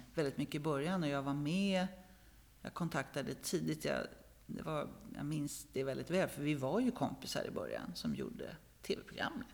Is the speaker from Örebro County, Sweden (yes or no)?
yes; Örebro, Örebro County, Sweden; now in Stockholm, Sweden; född i Stockholm, uppvuxen i småstad, i Örebro